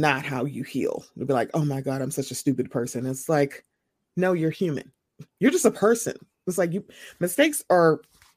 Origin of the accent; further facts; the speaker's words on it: Chicago, Illinois, United States; I'm from Chicago